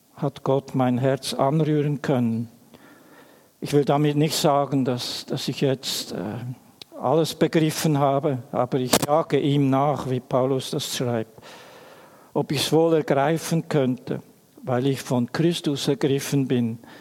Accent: Emmental, Bern, Switzerland; Ich bin in einer Familie aufgewachsen im Emmental

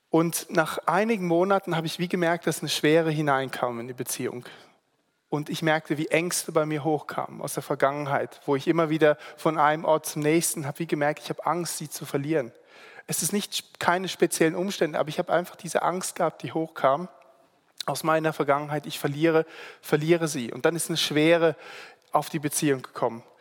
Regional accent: Singapore; also born or lived in Germany; now in Switzerland; eben im Internat bin ich aufgewachsen in Singapur und ähm, habe bin dann nach Deutschland, habe meine Ausbildung gemacht.

